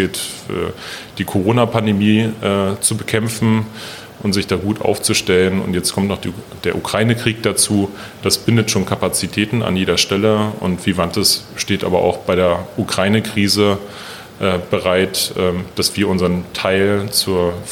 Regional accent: Berlin, Germany; Ja, die haben schon eine schlotterige Art, aber ich bin selber Berliner

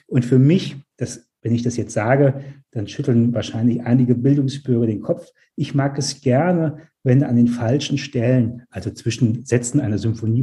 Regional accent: Mainz, Rhineland-Palatinate, Germany; moved away as an adult; also born or lived in New York / Hamburg; Ich bin in Mainz geboren.

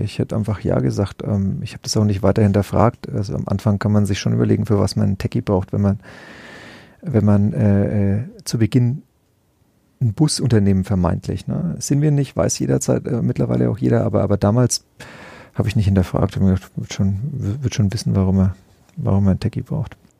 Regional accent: Nuremberg area, Bavaria, Germany; born or raised there; now in Langenzenn, Germany

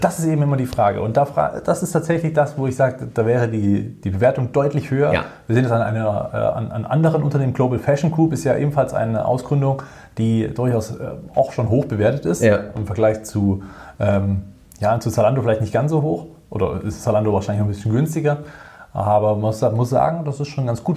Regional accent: Germany; bei uns in Deutschland

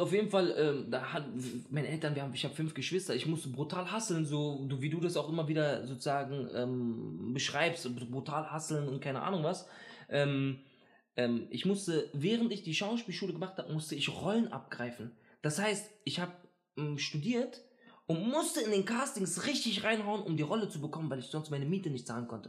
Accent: Berlin, Germany; ich bin in Neukölln aufgewachsen

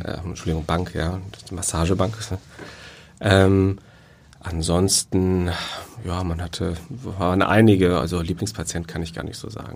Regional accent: Cologne, North Rhine-Westphalia, Germany; moved away; ich bin Kölner. Also ich bin in Köln groß geworden, zur Schule gegangen

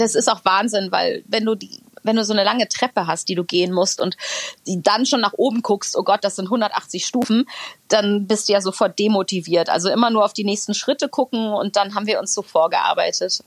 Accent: Ahlen, North Rhine-Westphalia, Germany; now in Hamburg, Germany; meiner Heimatstadt Aalen, eine alte, äh, also eine kleine Stadt im Münsterland, die ähm, aber ehemals eine Zechenstadt war.

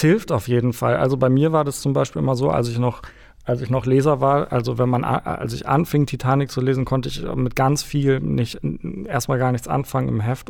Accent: near Munich, Bavaria, Germany; bei München groß geworden

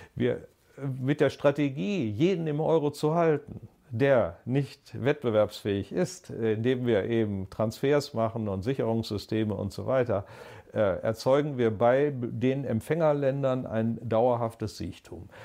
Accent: Germany; als Deutsche

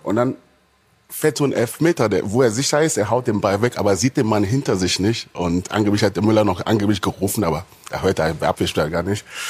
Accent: Hanover, Lower Saxony, Germany; bei uns in Hannover

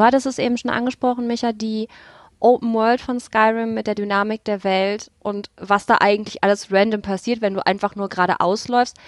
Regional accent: North Rhine-Westphalia, Germany; Ich komme aus NRW, ich habe keine Berge oder dichten Nadelwälder

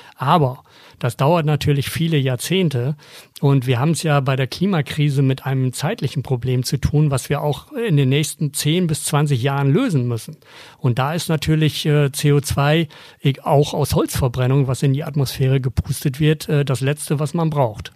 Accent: Germany; bei uns in Deutschland

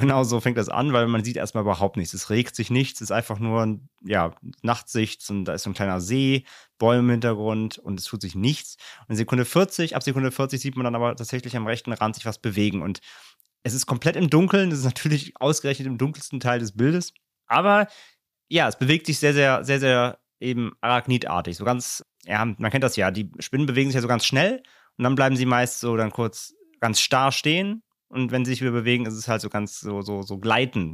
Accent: Germany; wir als Deutsche

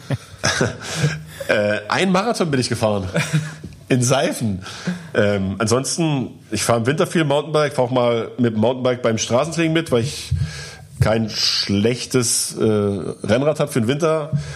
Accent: eastern Germany, Germany; Ich komme aus dem Osten

